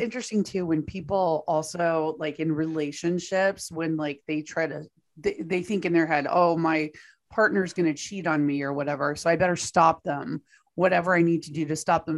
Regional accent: Texas, United States; my home state of Texas

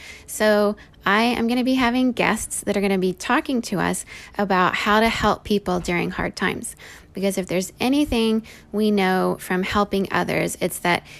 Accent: Venezuela; also born or lived in Indonesia / Singapore; I grew up in Venezuela to parents who left the US to go make a difference in the world and raised me to do so too.

